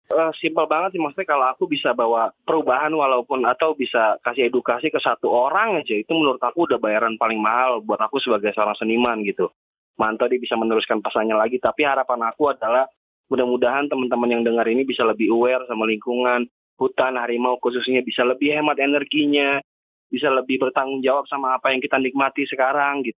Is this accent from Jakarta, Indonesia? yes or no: yes; Jakarta, Indonesia; saya secara garis keturunan memang orang Sumatera, walaupun lahir dan besar di Jakarta